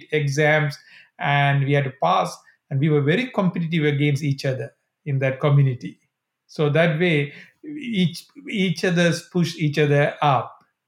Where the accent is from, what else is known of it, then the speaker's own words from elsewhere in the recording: Sri Lanka; So again, I think I grew up in Sri Lanka in 80s.